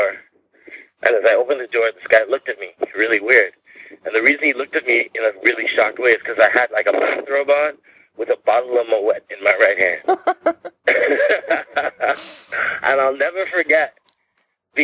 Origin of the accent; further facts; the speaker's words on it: Whitby, Ontario, Canada; also born or lived in Trinidad and Tobago; I'm a Trinidadian person who grew up in Whitby, Ontario